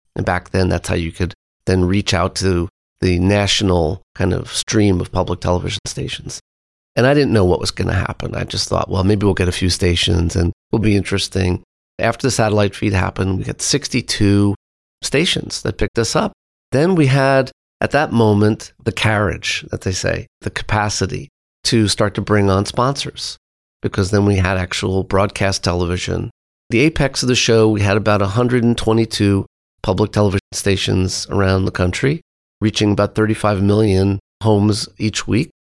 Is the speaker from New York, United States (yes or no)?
yes; New York City, New York, United States; moved away as an adult; also born or lived in Marin County, California; growing up on Long Island and New York City and Manhattan